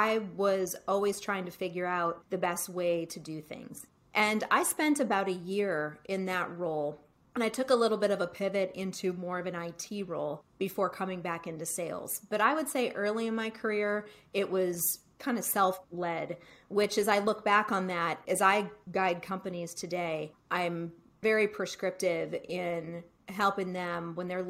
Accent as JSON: {"language": "English", "town": "Cleveland", "region": "Ohio", "country": "United States", "tie": "born or raised there", "said": "I grew up in Cleveland and I would live at home during the summers"}